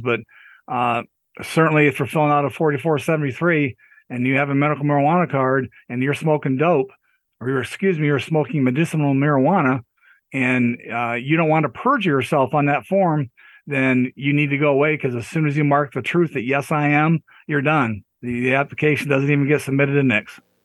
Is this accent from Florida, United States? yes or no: no; Pennsylvania, United States; I'm from Pennsylvania